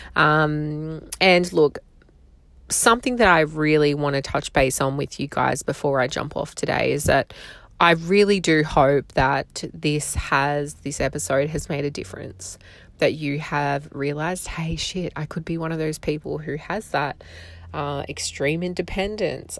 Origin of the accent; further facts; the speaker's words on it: Australia; accent: strong Australian; I live in Australia. You can probably hear from my accent. It is apparently very strong.